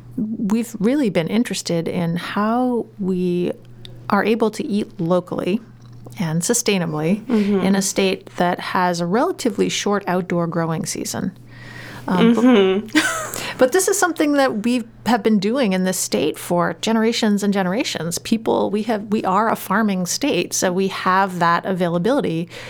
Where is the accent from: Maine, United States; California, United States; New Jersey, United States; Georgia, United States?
Maine, United States; Yarmouth; I live in Yarmouth. I was raised in Yarmouth.